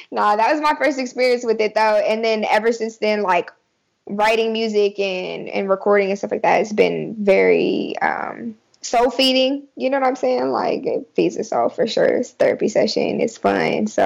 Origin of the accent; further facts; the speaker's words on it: Murfreesboro, Tennessee, United States; born there; also born or lived in Hawaii; I was born in Murfreesboro, Tennessee. Um, but I was raised a little bit of everywhere.